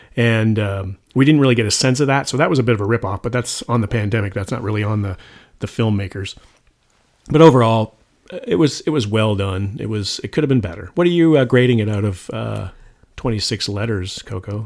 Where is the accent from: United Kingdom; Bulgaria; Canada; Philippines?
Canada; Toronto, Ontario; moved away; I'm originally from Toronto